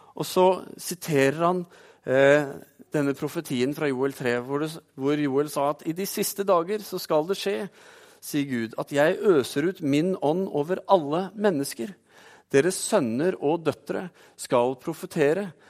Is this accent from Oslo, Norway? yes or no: yes; Oslo, Norway; Når jeg var tenåring, så vokste jeg opp i Oslo